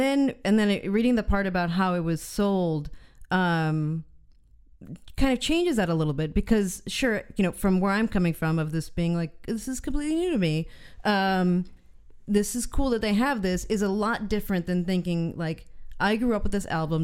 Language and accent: English; United States; as an American